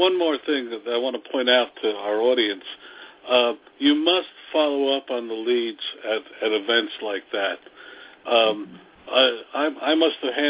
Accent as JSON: {"language": "English", "town": "Newark", "region": "New Jersey", "country": "United States", "said": "I come from the Ironbound section of Newark"}